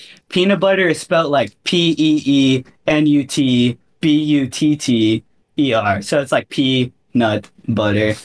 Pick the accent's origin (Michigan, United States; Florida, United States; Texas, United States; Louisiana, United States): Florida, United States; I'm from Florida